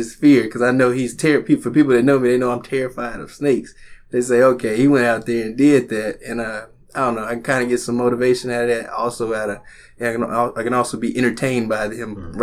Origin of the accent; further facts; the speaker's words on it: Little Rock, Arkansas, United States; I grew up here in Little Rock